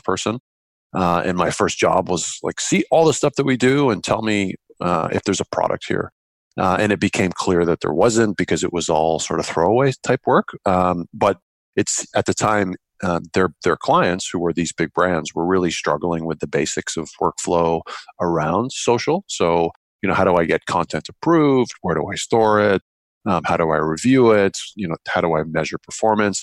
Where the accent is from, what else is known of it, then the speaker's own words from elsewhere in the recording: Canada; being Canadian, our biggest client was BlackBerry